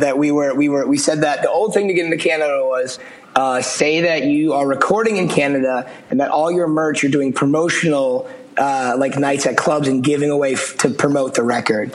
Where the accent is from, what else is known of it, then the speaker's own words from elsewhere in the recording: outside of Boston, Massachusetts, United States; I grew up outside of Boston